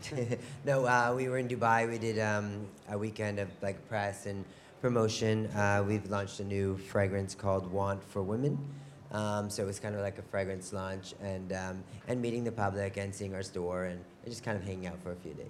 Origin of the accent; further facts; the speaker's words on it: Canada; growing up in Canada, uh, there's not a lot of fashion around you.